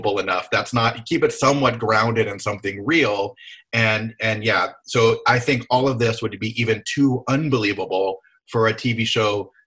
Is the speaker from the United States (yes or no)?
yes; Hawaii, United States; I'm from Hawaii